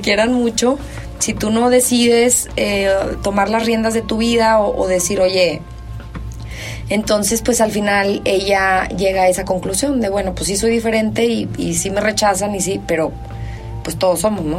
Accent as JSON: {"language": "Spanish", "country": "Mexico", "said": "así somos los mexicanos"}